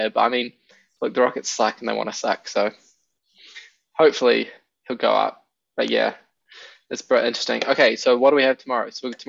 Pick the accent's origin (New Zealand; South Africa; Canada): New Zealand; we're all from New Zealand.